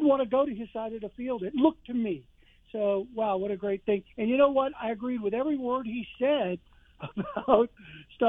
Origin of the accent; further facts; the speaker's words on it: Miami, Florida, United States; I was from Miami